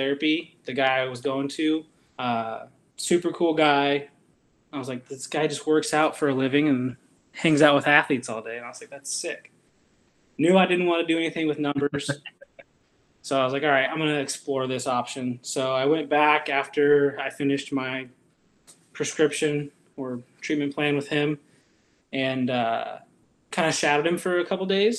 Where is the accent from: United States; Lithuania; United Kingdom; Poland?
United States; Vancouver, Washington; now in Grants Pass, United States; I grew up in Vancouver, Washington